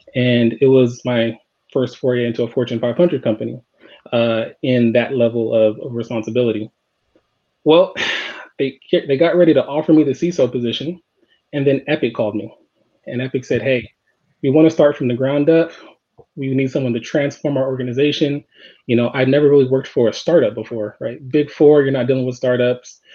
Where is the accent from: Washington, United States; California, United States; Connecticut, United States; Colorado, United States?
California, United States; Los Angeles; I grew up in Los Angeles